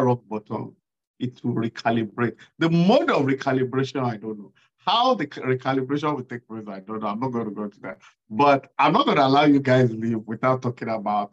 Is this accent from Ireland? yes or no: no; Nigeria; my experience as a Nigerian